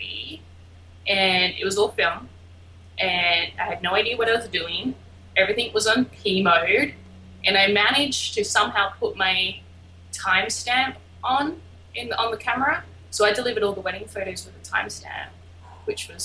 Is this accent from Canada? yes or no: no; Albany, Western Australia, Australia; now in Brooklyn, United States; I am from a small little town called Albany in Western Australia.